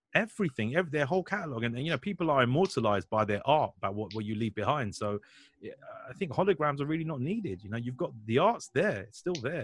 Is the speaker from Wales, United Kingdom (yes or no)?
no; Hounslow, London, United Kingdom; I'm from Hounslow